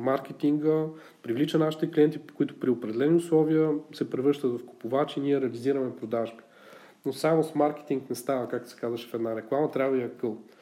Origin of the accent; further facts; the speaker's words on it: Bulgaria; ние сме малко така, като българи по-песимисти